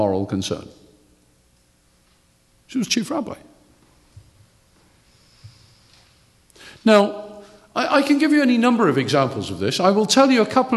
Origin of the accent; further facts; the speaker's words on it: United Kingdom; I know I'm British